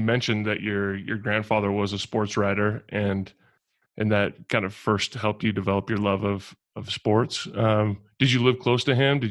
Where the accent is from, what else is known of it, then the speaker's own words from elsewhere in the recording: Portland, Oregon, United States; And I grew up in Portland